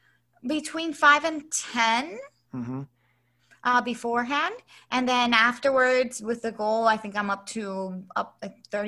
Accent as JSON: {"language": "English", "town": "Philadelphia", "region": "Pennsylvania", "country": "United States", "tie": "born or raised there", "also_born_or_lived": "Puerto Rico / Florida / Baltimore", "said": "Sure. Well, I was born in Puerto Rico, raised in Philadelphia, and I went to school in Florida, Baltimore."}